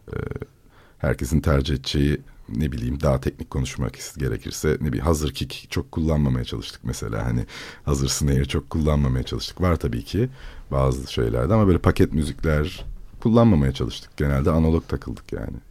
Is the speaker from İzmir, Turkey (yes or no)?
yes; İzmir, Turkey; moved away as an adult; doğmadım çünkü orada ama büyüdüğüm diyeyim yani büyüdüğüm mahallede